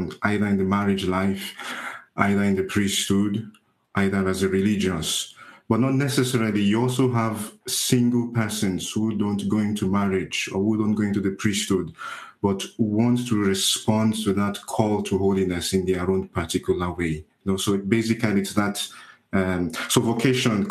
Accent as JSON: {"language": "English", "country": "Nigeria", "also_born_or_lived": "Italy", "moved": "yes", "lives_now": "Gosport, United Kingdom", "said": "I am from Nigeria."}